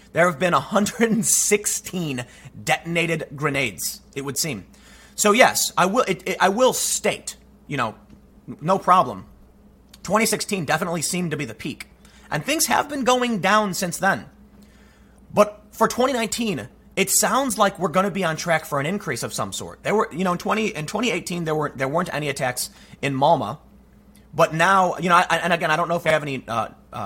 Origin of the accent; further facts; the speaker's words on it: Chicago, Illinois, United States; I'm from Chicago